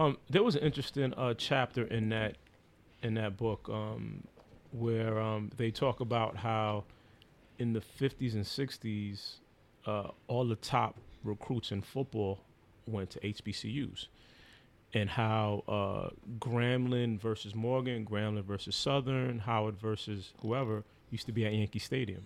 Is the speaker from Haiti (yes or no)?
yes; Haiti; I'm Haitian